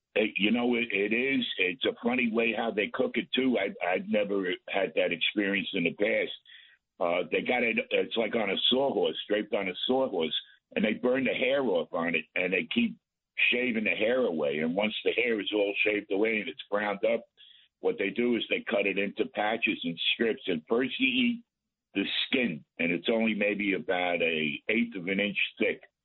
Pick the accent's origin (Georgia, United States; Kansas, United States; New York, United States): New York, United States; New York City; now in Hudson Valley, United States; I was born in Manhattan